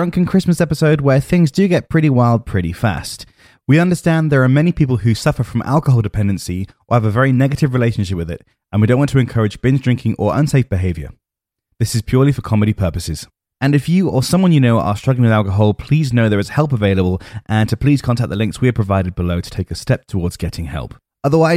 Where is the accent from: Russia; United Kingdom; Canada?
United Kingdom